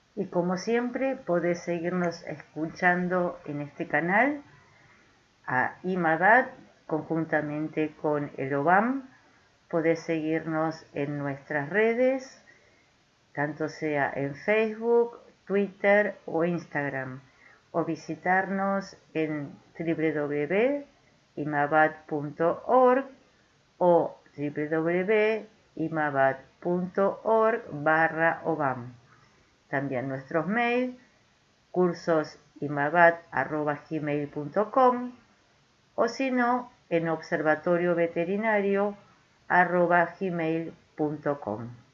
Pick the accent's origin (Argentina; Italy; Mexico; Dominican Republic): Argentina; desde Argentina